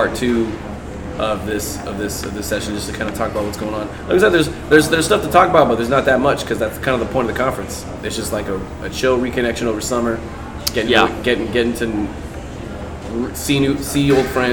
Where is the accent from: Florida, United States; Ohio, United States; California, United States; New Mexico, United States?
Florida, United States; Orlando; growing up in Orlando